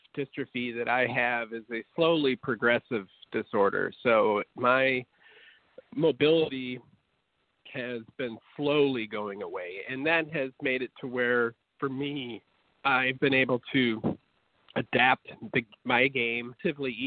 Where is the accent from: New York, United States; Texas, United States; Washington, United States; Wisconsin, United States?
Wisconsin, United States; moved away as an adult; also born or lived in Mississippi State / Atlanta; Well, I grew up in Wisconsin